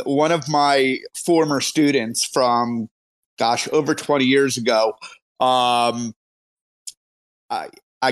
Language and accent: English; Philadelphia, Pennsylvania, United States; now in Atlanta, United States; I'm from Philly